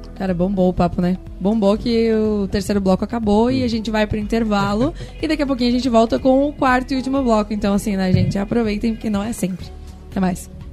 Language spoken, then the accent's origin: Portuguese; São Joaquim, Santa Catarina, Brazil; also born or lived in Balneário Camboriú; eu sou de São Joaquim, tá? Eu sou de lá, sou natural de lá